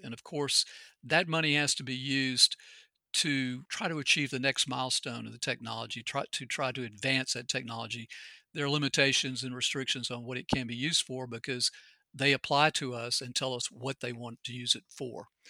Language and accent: English; Anniston, Alabama, United States; also born or lived in France / Switzerland; I grew up in Anniston